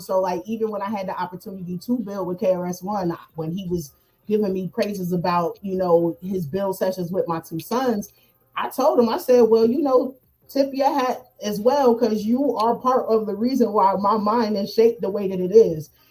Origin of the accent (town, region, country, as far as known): New Jersey, United States; accent: up north